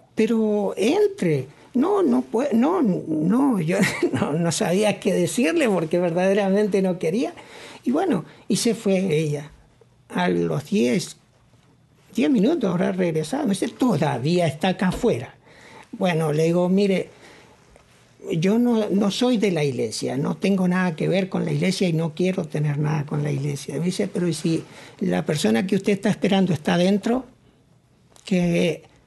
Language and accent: Spanish; Argentina; moved away as an adult; now in Toronto, Canada; vengo de Argentina